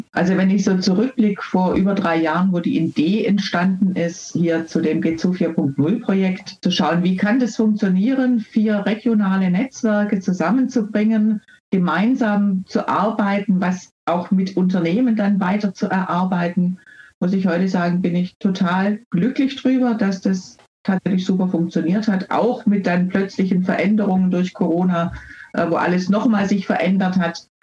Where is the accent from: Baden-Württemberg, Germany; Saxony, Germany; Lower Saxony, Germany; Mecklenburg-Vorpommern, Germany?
Baden-Württemberg, Germany; ich komme hier aus Baden-Württemberg